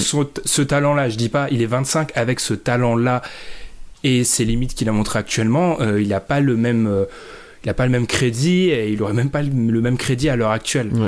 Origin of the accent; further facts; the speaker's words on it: France; on est français